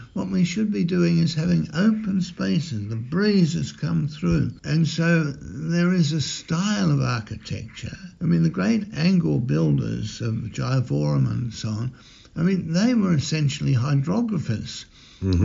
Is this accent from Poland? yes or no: no; Melbourne, Victoria, Australia; when I grew up in St James Garden Vale, we'd have over 2,000 people at Mass every Sunday